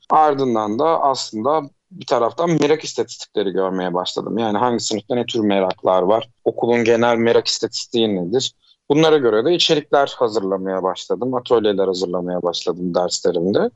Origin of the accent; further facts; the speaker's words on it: Uşak, Uşak Province, Turkey; also born or lived in Eskişehir; Ben 1987 Uşak doğumluyum.